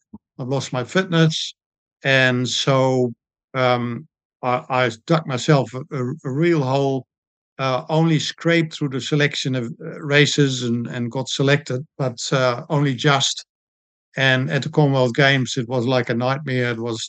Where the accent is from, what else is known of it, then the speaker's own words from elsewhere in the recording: Netherlands; moved away as an adult; also born or lived in Blenheim, New Zealand; now in Christchurch, New Zealand; I was a swimmer and water polo player when I grew up in Holland. When I came to New Zealand in 1978